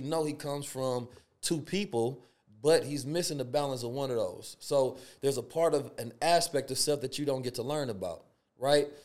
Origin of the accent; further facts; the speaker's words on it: Oakland, California, United States; also born or lived in St. Louis, Missouri; growing up in Oakland, California, and Saint Louis